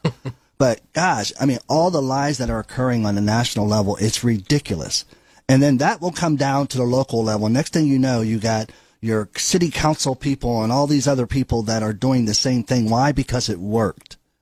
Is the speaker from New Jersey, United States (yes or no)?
no; Beaver Falls, Pennsylvania, United States; moved away as an adult; now in Ohio, United States; Beaver Falls, yes, that's my hometown. Came here by way of Mount Union and stayed.